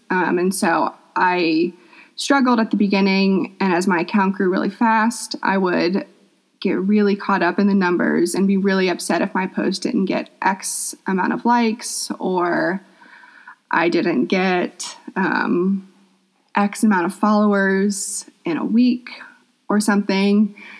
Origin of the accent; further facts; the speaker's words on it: Atlanta, Georgia, United States; I'm from Atlanta, Georgia. Um, I've lived there my whole life